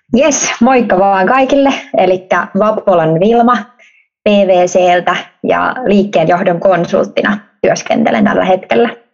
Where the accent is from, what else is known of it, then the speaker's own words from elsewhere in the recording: Helsinki, Uusimaa, Finland; moved away as an adult; also born or lived in Vaasa; Helsingistä, Helsingistä Pohjois-Helsingistä ponnistan